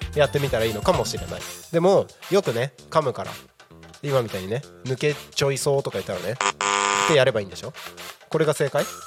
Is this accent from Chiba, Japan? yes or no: no; Takko, Aomori, Japan; now in Tako, Japan; 僕がね、あのー、生まれ育った青森県の田子町ってところはね